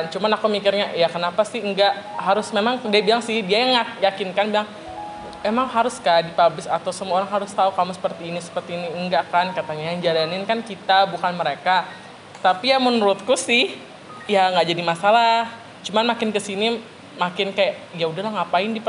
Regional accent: Kalimantan, Indonesia; dan ternyata aku bilang aku orang sini aku orang Kalimantan terus aku tanya lah karena kan di Kalimantan tuh nggak ada sih orang-orang

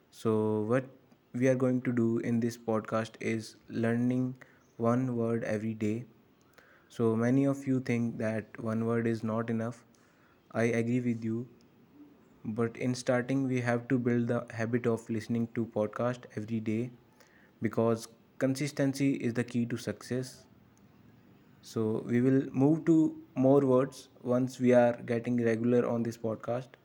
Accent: North India, India; English is a second language; I'm from North India

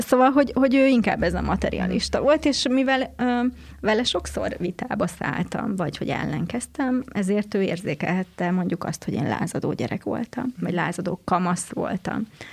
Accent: Székesfehérvár, Fejér, Hungary; Én Székesfehérváron nőttem fel, egy szerető családban

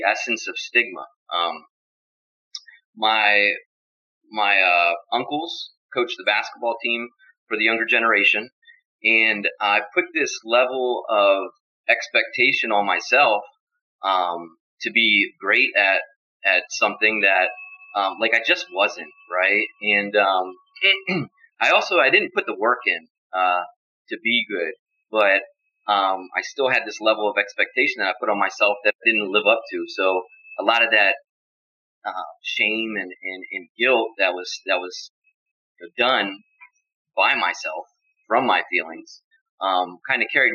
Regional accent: Steelton, Pennsylvania, United States; My hometown is Steelton, Pennsylvania. I'm from a small town.

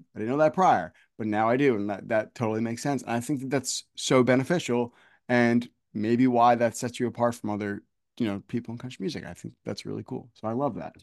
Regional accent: New Jersey, United States; I grew up here in New Jersey

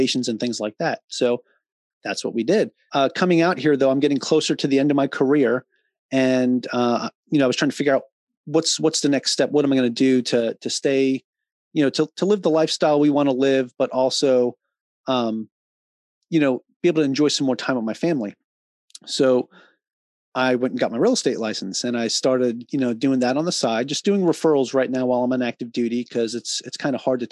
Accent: Long Island, New York, United States; moved away as an adult; also born or lived in Virginia; now in Hawaii, United States; I grew up on Long Island, New York.

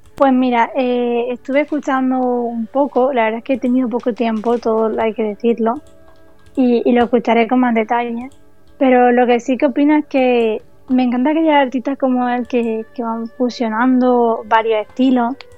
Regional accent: Pulpí, Andalusia, Spain; en Pulpí, que es mi pueblo

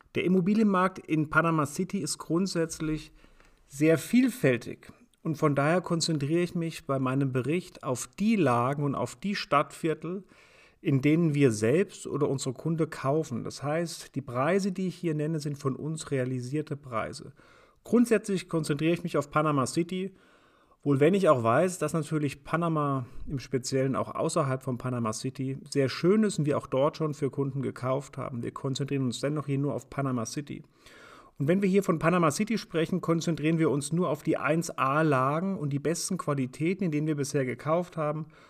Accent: Germany; also born or lived in Frankfurt; bei uns in Deutschland

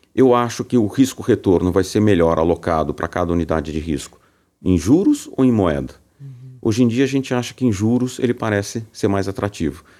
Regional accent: São Paulo, Brazil; eu sou paulista, né, de São Paulo

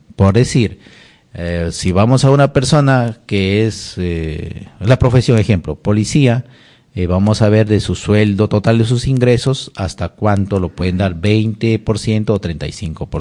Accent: Jumbilla, Amazonas, Peru; moved away; also born or lived in Lima; de mi tierra Jumbilla, Bongará, de mi tierra Jumbilla, hermosa

